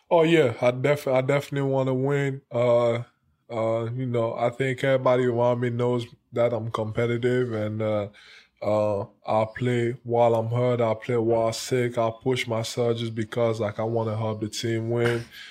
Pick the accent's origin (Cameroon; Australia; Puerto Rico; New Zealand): Cameroon; now in United States; growing up in Cameroon, it was, it was hard